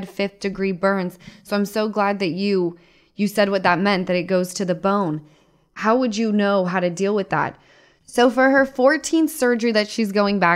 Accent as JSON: {"language": "English", "region": "Utah", "country": "United States", "said": "I'm from Utah"}